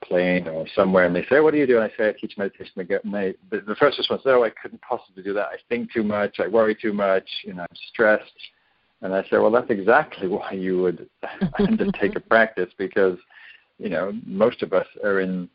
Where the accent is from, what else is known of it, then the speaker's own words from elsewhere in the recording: the north of England, United Kingdom; moved away as an adult; also born or lived in London; now in Northern California, United States; I grew up in England in the north, and I moved to London